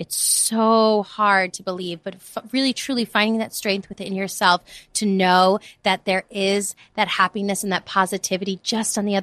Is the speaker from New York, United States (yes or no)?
yes; New York City, New York, United States; moved away as an adult; also born or lived in Los Angeles; I grew up in the Bronx. I'm from New York